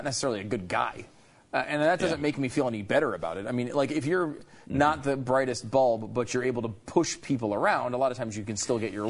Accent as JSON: {"language": "English", "region": "Connecticut", "country": "United States", "tie": "born or raised there", "also_born_or_lived": "New York", "said": "I grew up in Connecticut. I was born in New York. I grew up in Connecticut."}